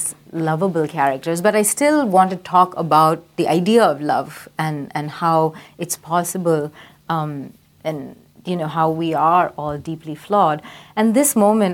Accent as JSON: {"language": "English", "town": "Chennai", "region": "Tamil Nadu", "country": "India", "tie": "born or raised there", "said": "I grew up in India. Oh, okay. Which part of India? Madras."}